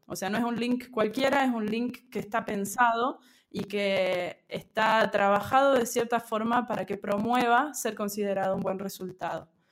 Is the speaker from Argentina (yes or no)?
yes; Argentina; also born or lived in Córdoba / Buenos Aires; Soy de Argentina, eh, actualmente vivo en Córdoba, pero bueno, antes de la pandemia circulaba mucho por Buenos Aires también